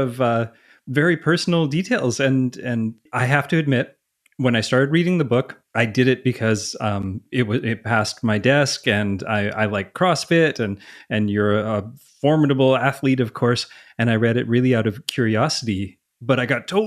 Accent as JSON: {"language": "English", "country": "Canada", "said": "I'm Canadian, so when I see words that are in different languages, my default is to pronounce them French"}